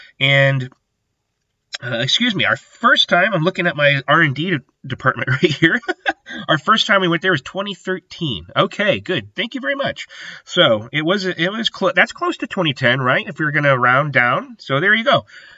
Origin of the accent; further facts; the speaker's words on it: Iowa City, Iowa, United States; I'm from Iowa City